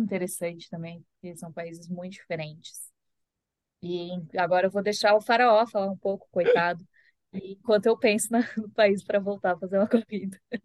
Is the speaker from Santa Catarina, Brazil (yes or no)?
yes; Florianópolis, Santa Catarina, Brazil; moved away; eu sou de Floripa. Então, eu também cresci no mar